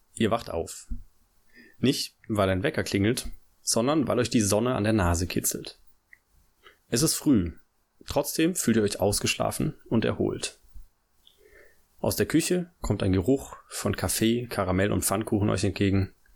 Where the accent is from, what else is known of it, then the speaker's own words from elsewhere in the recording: Black Forest, Baden-Württemberg, Germany; also born or lived in Tübingen; meine Heimat ist, äh, im Schwarzwald, so, da komme ich her. Also, da bin ich geboren, da bin ich aufgewachsen.